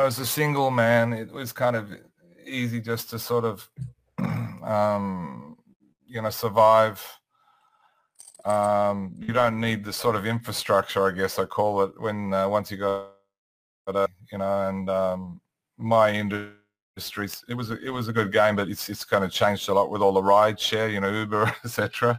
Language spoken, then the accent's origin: English; Sydney, New South Wales, Australia; Yeah, I'm in Sydney.